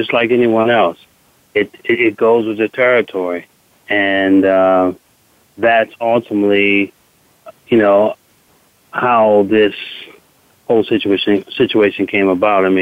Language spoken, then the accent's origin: English; Washington, District of Columbia, United States; I grew up in Washington, D.C.